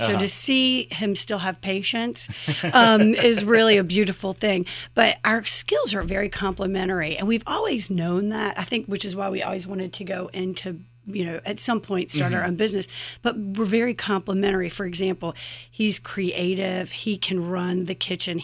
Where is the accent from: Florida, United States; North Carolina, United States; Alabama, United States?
North Carolina, United States; Chapel Hill; We're actually from Chapel Hill. Both of our grandparents had businesses.